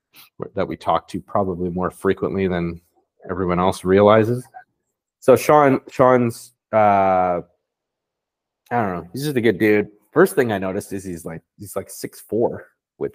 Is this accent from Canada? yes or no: yes; Vancouver, British Columbia, Canada; now in Toronto, Canada; I grew up in Vancouver